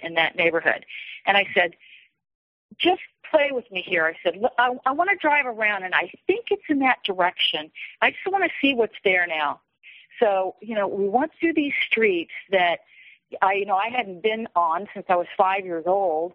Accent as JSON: {"language": "English", "town": "Kansas City", "region": "Missouri", "country": "United States", "tie": "born or raised there", "moved": "as an adult", "said": "I moved from Kansas City to the Midwest in my early 20s, and I didn't come back for many, many years."}